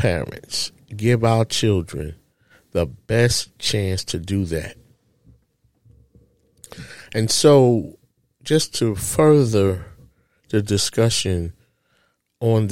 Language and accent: English; New York City, New York, United States; as a child growing up in Harlem, USA, in a public housing project